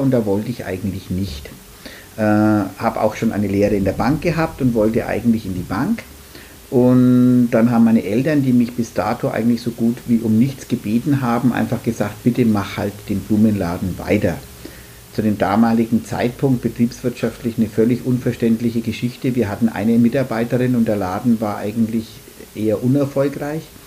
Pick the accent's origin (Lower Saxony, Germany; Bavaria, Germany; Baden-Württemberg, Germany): Bavaria, Germany; Nuremberg; komme aus Nürnberg